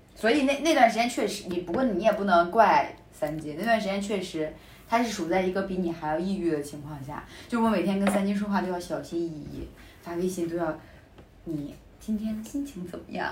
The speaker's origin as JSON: {"language": "Chinese", "region": "Hebei", "country": "China", "tie": "born or raised there", "moved": "yes", "said": "我们老家，呃，我们老家了，就是我河北的家里那边"}